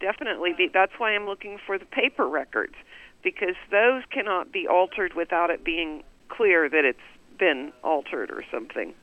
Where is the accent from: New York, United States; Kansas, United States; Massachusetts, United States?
Kansas, United States; Wichita; born or raised there